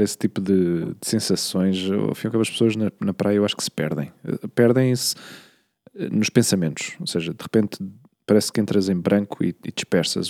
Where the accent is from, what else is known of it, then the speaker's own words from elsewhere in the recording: Queluz, Lisbon, Portugal; moved away; eu não cresci em Lisboa, eu cresci na periferia, em Queluz